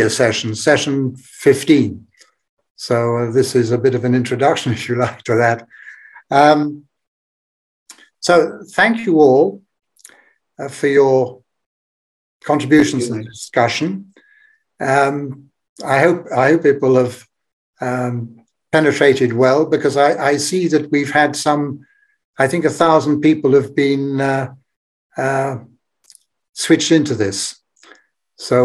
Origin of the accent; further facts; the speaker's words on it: Belgium; my home country, Belgium.